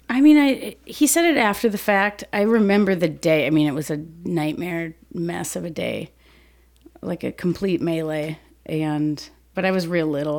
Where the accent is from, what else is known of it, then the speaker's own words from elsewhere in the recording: Saint Paul, Minnesota, United States; I grew up in Saint Paul until I was about ten, and then we moved out to the suburbs